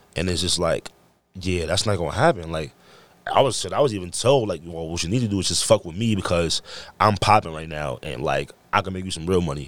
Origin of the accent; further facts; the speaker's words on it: New York, United States; moved away; I came from New York and I break dance